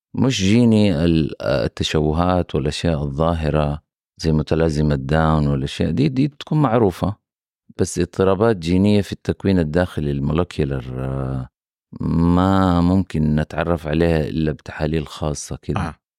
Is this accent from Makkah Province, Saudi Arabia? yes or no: yes; Mecca, Makkah Province, Saudi Arabia; now in Jeddah, Saudi Arabia; أنا نشأت وكبرت في مدينة مكة